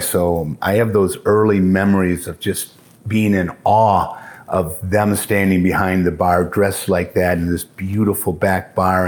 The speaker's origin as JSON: {"language": "English", "town": "Port Huron", "region": "Michigan", "country": "United States", "tie": "born or raised there", "said": "Born and raised in Port Huron, Michigan"}